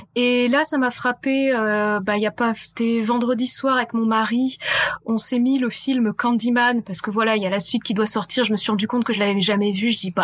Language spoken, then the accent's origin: French; France; on est français